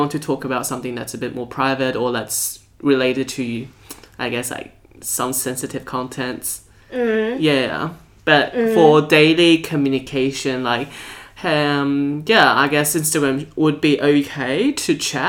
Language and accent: English; Taiwan; now in Australia; From nationality-wise, I'm Australian. But in terms of cultural background, I'm a Taiwanese.